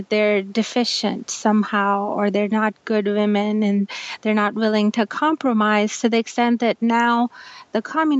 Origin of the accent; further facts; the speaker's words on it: Pakistan; I'm from Pakistan. I come from a society that is very heavily influenced by Saudi Arabia